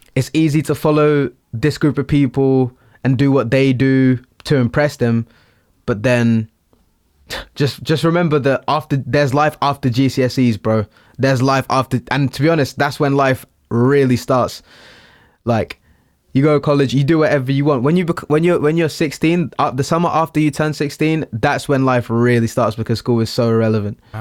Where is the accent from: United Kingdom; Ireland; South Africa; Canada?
United Kingdom; Littlehampton, South East England; I'm from Littlehampton. I am Portuguese